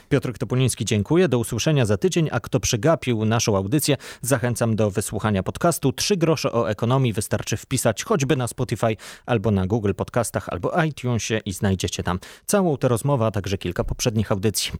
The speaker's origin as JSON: {"language": "Polish", "country": "Poland"}